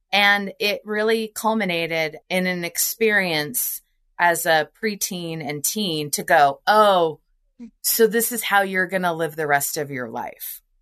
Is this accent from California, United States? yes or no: no; Nebraska, United States; I grew up in Nebraska